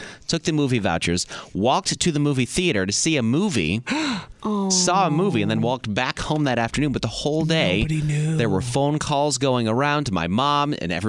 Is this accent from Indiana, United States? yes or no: yes; Indiana, United States; I grew up in Indiana.